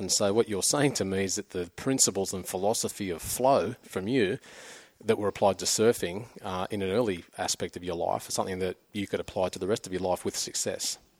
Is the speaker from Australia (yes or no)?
yes; Avoca Beach, New South Wales, Australia; I grew up in Avoca down the central coast